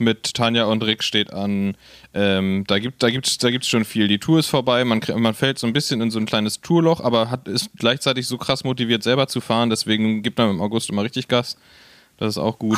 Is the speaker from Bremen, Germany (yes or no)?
no; Berlin, Germany; als Berliner